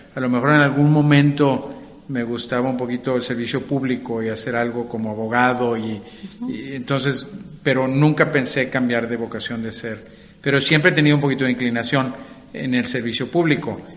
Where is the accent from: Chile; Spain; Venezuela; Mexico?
Mexico; Monterrey, Nuevo León; moved away as an adult; also born or lived in United States; yo nací en Monterrey